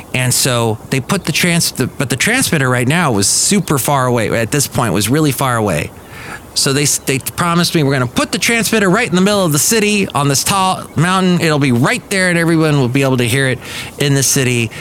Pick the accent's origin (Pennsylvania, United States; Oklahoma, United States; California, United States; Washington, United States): California, United States; Southern; moved away as an adult; also born or lived in Alabama; I grew up in Southern California